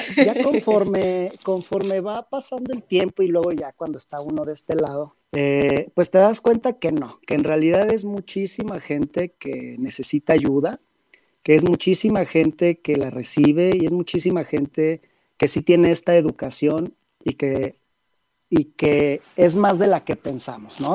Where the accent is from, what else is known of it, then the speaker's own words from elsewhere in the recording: Guadalajara, Jalisco, Mexico; moved away as an adult; now in Mexico City, Mexico; yo soy de Guadalajara, radico aquí en la Ciudad de México